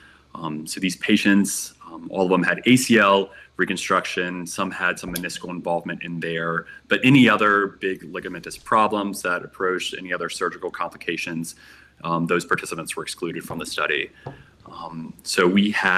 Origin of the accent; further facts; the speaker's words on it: Virginia, United States; moved away as an adult; also born or lived in Colorado; I was born and raised on the East Coast in the state of Virginia.